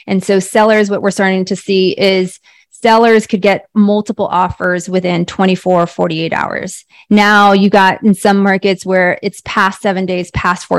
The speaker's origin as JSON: {"language": "English", "area": "the Bay Area", "region": "California", "country": "United States", "tie": "born or raised there", "moved": "as an adult", "lives_now": "Scottsdale, United States", "said": "I am in Scottsdale, Arizona, originally from the Bay Area, born and raised in the Bay Area"}